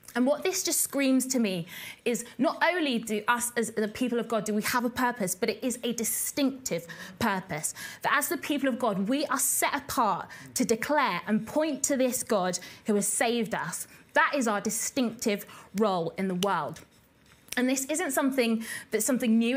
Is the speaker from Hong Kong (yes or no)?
no; Basingstoke, South East England, United Kingdom; we grew up in a town called Basingstoke, which is in Hampshire